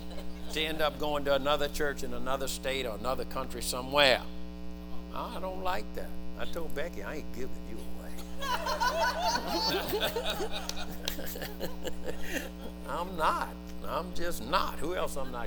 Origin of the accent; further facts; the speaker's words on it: United States; we're still fragmented as Americans, as American Christians